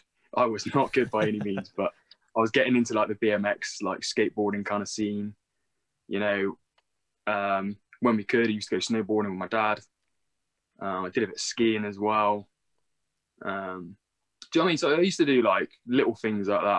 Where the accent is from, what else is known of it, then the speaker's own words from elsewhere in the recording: Bristol, South West England, United Kingdom; I was born and raised in Bristol.